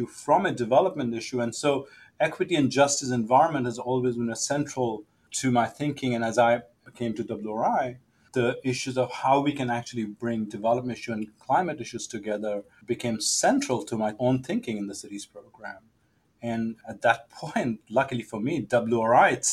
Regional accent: Delhi, India; moved away; I grew up in Delhi, and now I look back, maybe lower middle class neighborhood

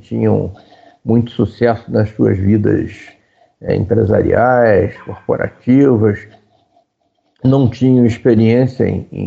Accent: Rio de Janeiro, Brazil; Nós fomos criados na Tijuca, né? E depois eu fui morar na Barra

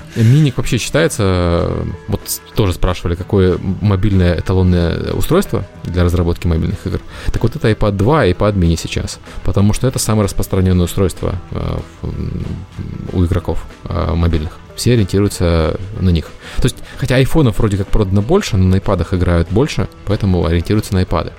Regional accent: Ukraine; я украинец

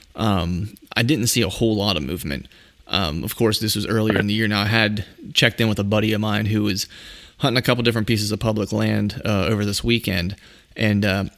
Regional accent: Pennsylvania, United States; reporting from my home state, the Keystone State, Pennsylvania

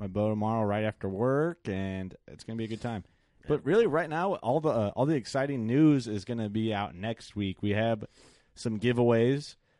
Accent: Illinois, United States; accent: Illinois; that was my Illinois accent came out.

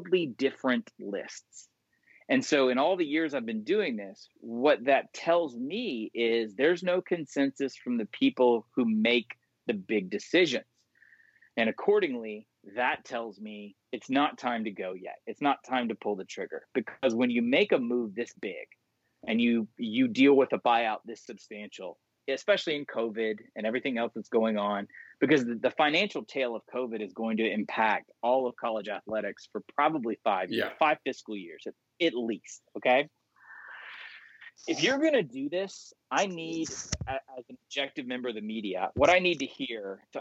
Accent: Georgia, United States; also born or lived in Mississippi; I'm from Georgia and I went to Ole Miss

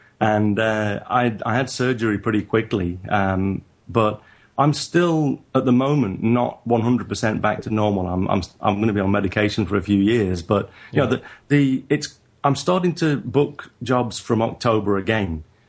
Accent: England, United Kingdom; now in Japan; So I'm a northerner in England and in Japan.

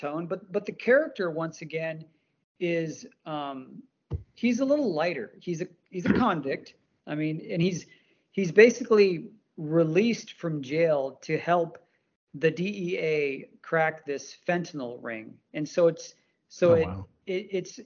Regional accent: India; I'm from India

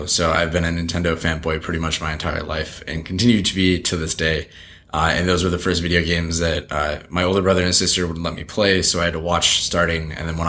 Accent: Alden, New York, United States; It was kind of like a farm town that was close to the city, so everyone kind of called themselves a suburb of Buffalo, which it is

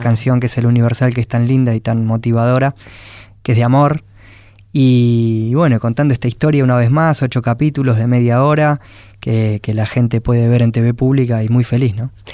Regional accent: Quilmes, Buenos Aires Province, Argentina; y soy de Quilmes

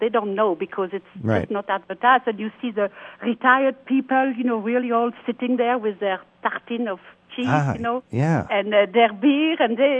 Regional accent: Wallonia, Belgium; also born or lived in Brussels; Yes, I'm from Belgium. I'm a Walloon. I'm from the south of Belgium, but I lived in Brussels many, many years.

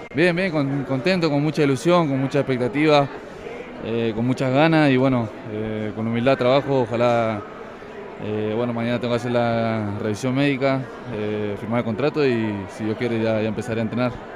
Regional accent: United States; now in Mexico City, Mexico; me crié en Estados Unidos

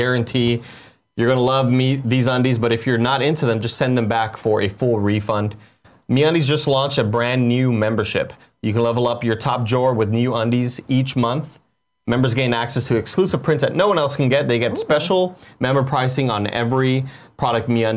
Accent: Texas, United States; I'm from Texas

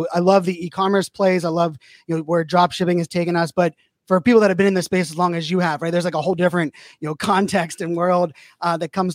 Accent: Pittsburgh, Pennsylvania, United States; born and raised in Pittsburgh

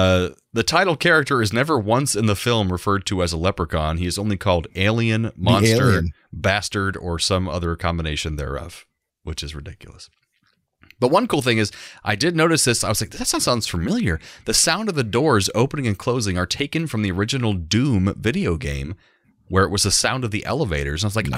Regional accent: Florida, United States; So Steve and I, growing up in Florida, we would go to field trips to St. Augustine growing up.

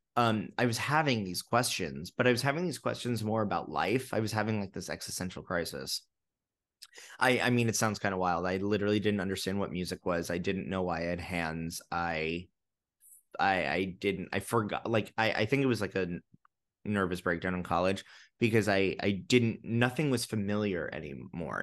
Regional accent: New York, United States; also born or lived in London; I'm a New Yorker. I love New York. It's in my blood

